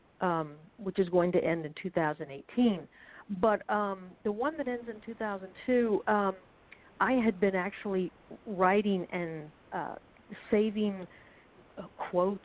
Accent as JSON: {"language": "English", "town": "St. Petersburg", "region": "Florida", "country": "United States", "tie": "born or raised there", "moved": "as an adult", "lives_now": "New York, United States", "said": "I grew up in the 70s, 60s and 70s in the South"}